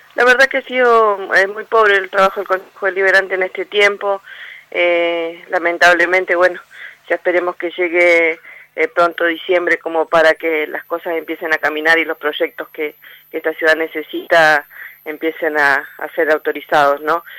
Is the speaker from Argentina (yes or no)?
yes; Argentina; Como argentinos